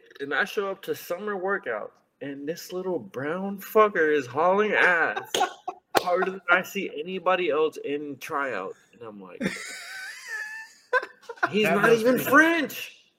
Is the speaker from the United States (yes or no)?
no; Mexico; moved away; I was born and raised in Mexico